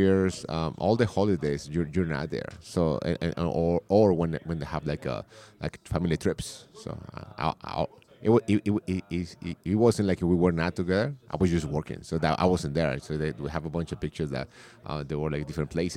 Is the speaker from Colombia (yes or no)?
yes; Colombia; English is a second language; moved away as an adult; now in United States; I was born in Colombia. I came to the States chasing my girlfriend at the time. Now she's my wife, in 1999